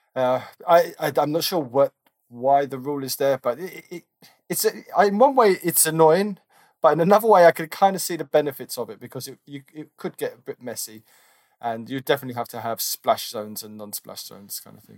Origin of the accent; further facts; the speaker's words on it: London, United Kingdom; I grew up in North London, N W seven